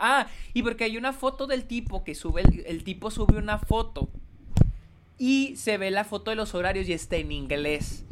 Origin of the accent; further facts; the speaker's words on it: Mexico; now in El Paso, United States; En México no solemos usar esta palabra